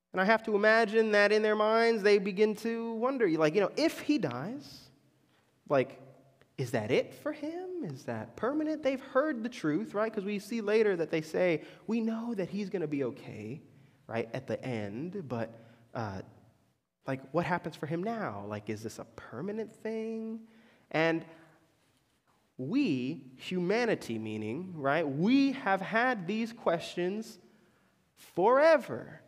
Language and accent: English; Orlando, Florida, United States; moved away; growing up in Orlando